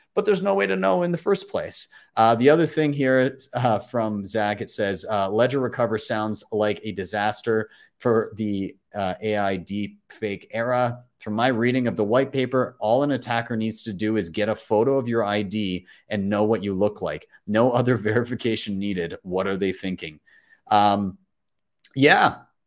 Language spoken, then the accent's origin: English; Calgary, Alberta, Canada; my hometown